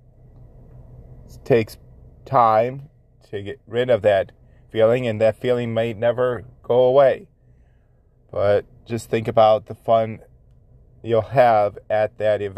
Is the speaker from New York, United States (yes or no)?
yes; Buffalo, New York, United States; 716 Dad Advice, where I give advice on being a father, my hometown